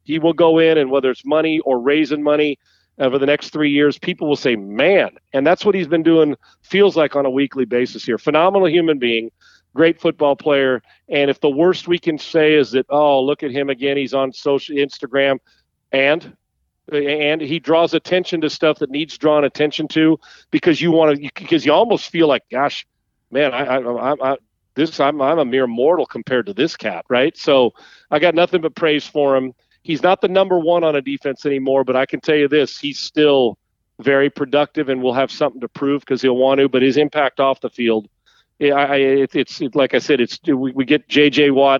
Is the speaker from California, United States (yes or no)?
yes; San Diego, California, United States; moved away; also born or lived in Minnesota; Growing up in San Diego